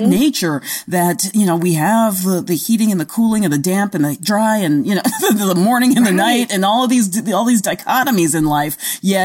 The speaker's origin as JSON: {"language": "English", "town": "New York City", "region": "New York", "country": "United States", "tie": "born or raised there", "moved": "yes", "said": "I grew up in the Bronx"}